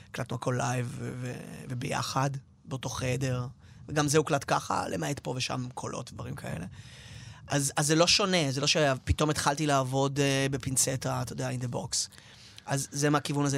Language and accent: Hebrew; Tel Aviv, Tel Aviv District, Israel; גדלתי במרכז תל אביב, נולדתי שם